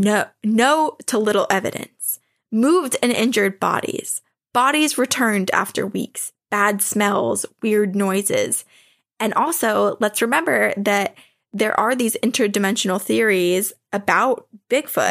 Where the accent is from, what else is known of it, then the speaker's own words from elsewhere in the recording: Vermont, United States; where I grew up in Vermont